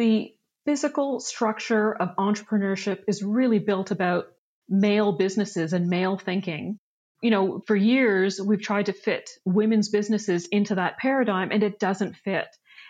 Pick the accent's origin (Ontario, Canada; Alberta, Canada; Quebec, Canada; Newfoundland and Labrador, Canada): Ontario, Canada; Ottawa; also born or lived in India; Now, I was born in India. I grew up in Ottawa.